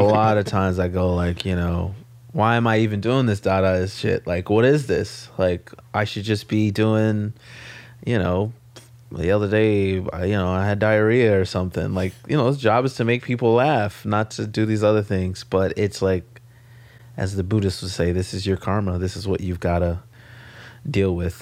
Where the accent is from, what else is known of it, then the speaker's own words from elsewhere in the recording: Los Angeles, California, United States; moved away as an adult; now in New York, United States; I grew up in South Central